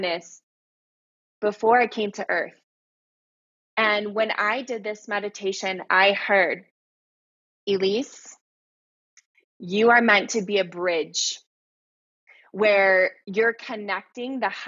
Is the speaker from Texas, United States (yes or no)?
yes; Texas, United States; moved away as an adult; also born or lived in Hawaii / San Diego; I come from Texas. I'm from the South, you know, and I grew up around guns and hunting